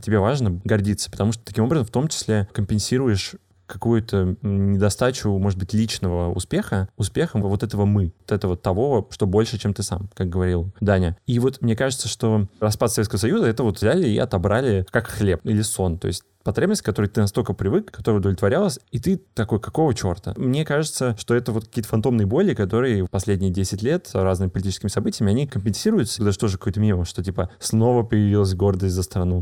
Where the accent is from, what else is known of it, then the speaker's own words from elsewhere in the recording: Moscow Oblast, Russia; я из Московской области